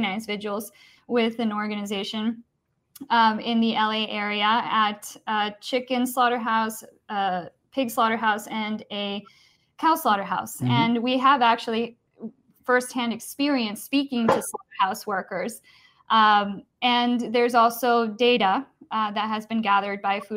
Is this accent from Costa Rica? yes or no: yes; Costa Rica; I'm from Costa Rica